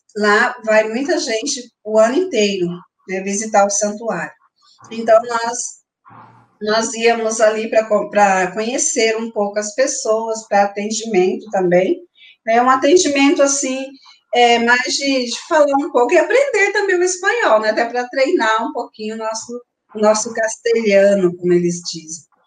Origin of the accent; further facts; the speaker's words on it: Brazil; moved away as an adult; also born or lived in Río Negro, Argentina; para nós, que somos brasileiros